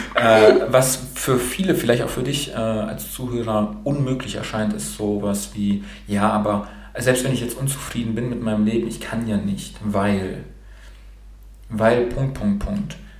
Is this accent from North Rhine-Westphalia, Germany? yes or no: no; Baden-Württemberg, Germany; also born or lived in Romania; Ich bin in Rumänien geboren, in Rumänien. Und äh, meine Eltern sind dann rüber nach Deutschland ausgewandert und ich bin dann mit süßen zwölf Monaten äh, als kleiner Wonneproppen dann hier rübergekommen